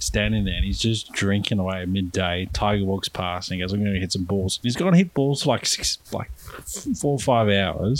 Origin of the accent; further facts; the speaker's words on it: South Africa; growing up in South Africa